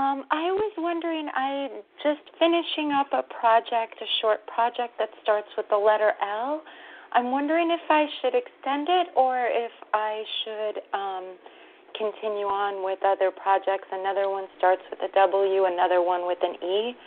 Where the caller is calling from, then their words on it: New York, United States; I'm calling from New York.